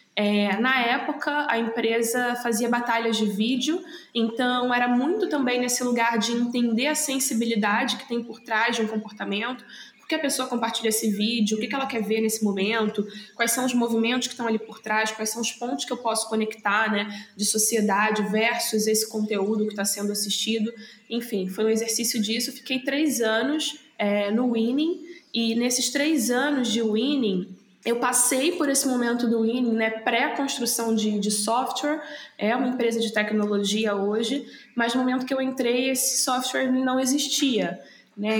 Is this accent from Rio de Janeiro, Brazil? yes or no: yes; Rio de Janeiro, Brazil; eu cresci em Auma, né, que é o subúrbio do Rio de Janeiro